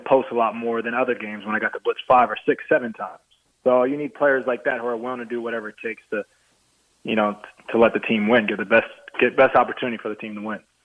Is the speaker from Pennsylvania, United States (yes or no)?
no; New Jersey, United States; I'm from Jersey